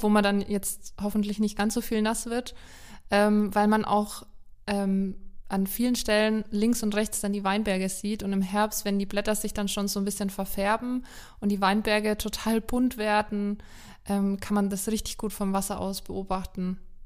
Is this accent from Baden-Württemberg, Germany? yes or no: no; Franconia, Bavaria, Germany; accent: Franconian; wir Franken sind halt auch sehr stolz auf unseren Dialekt